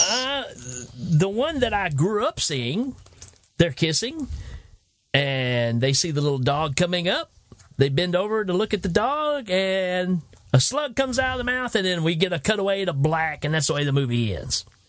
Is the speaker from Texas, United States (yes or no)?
no; Tennessee, United States; I told him Tennessee.